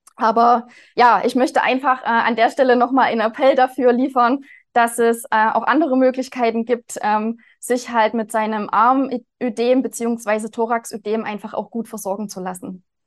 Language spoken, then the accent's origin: German; Zeulenroda, Thuringia, Germany; Ich bin hier seit 2016 inzwischen schon am Standort in Zollenroda in Thüringen. Also das hört man vielleicht auch an meiner Sprechweise. Ich komme hier aus der Region.